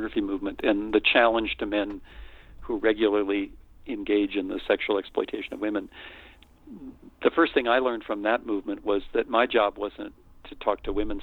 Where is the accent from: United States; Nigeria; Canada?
United States; I'm white, I'm male, I'm American